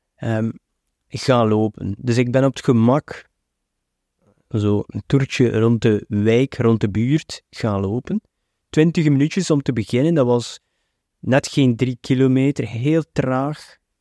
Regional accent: West Flanders, Belgium; ik ben ook een West-Vlaming

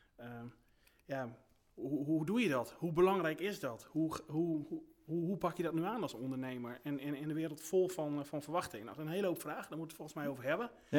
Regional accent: Groningen, Netherlands; moved away as an adult; now in Friesland, Netherlands; ik kom zelfs uit Groningen en, ehm, daar woonde ik toen ook.

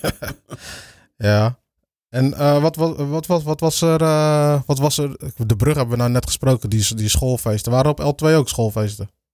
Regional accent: Capelle aan den IJssel, South Holland, Netherlands; also born or lived in Rotterdam; ook heel mijn leven in Capelle gewoond. Geboren in Rotterdam.

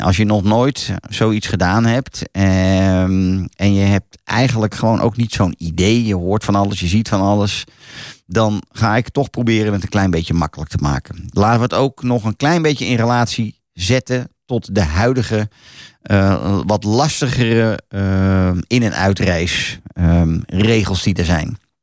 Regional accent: Netherlands; wij als Hollanders

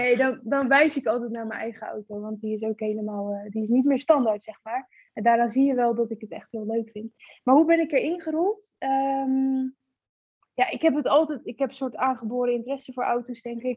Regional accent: Gorinchem, South Holland, Netherlands; ik kom uit Gorkum

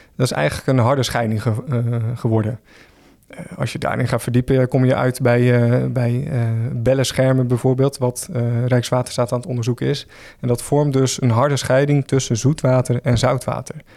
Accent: Schouwen-Duiveland, near Zierikzee, Zeeland, Netherlands; now in Rotterdam, Netherlands; ik ben zelf ook een Zeeuw. Ik kom eh, van het eiland Schouwen-Duiveland, vlakbij Zierikzee

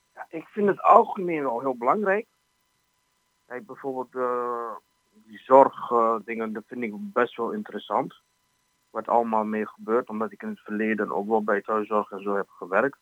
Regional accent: Iraq; now in Almelo, Netherlands; Ik ben niet geboren in Almelo, ik kom uit Irak

